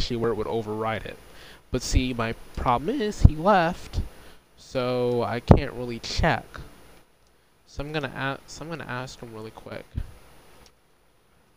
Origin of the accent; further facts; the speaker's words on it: United States; the United States, my home country.